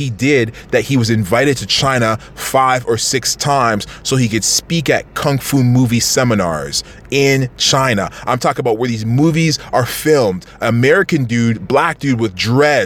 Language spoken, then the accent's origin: English; Toronto, Ontario, Canada; we're from Toronto